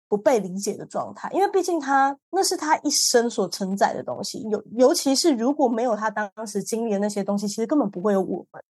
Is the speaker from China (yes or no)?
no; Taiwan; 我们是台湾人